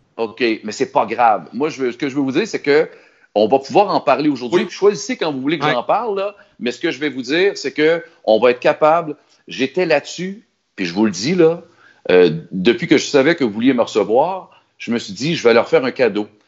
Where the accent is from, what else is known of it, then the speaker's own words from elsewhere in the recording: Sorel-Tracy, Quebec, Canada; je suis de Sorel